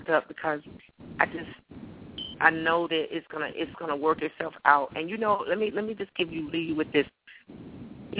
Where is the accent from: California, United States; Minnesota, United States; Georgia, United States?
Georgia, United States; Atlanta; I'm from Atlanta, so, you know, I'm here in this heat